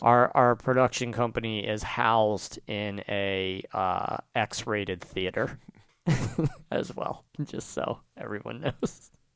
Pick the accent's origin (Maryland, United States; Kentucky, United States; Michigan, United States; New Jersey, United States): New Jersey, United States; I'm from South Jersey